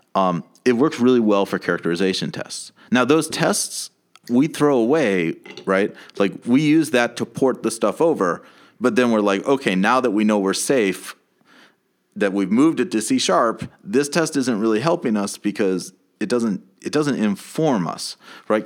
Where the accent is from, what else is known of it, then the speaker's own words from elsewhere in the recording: United States; growing up in America